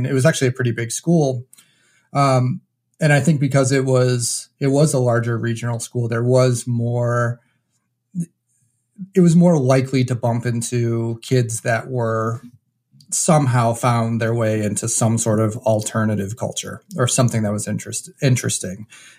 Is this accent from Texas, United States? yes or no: no; New Hampshire, United States; I was actually born and raised in New Hampshire.